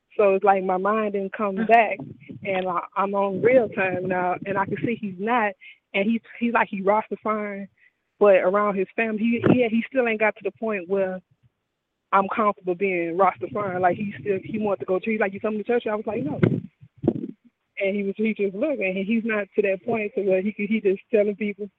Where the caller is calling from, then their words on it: Houston, Texas, United States; I'm calling from Houston now.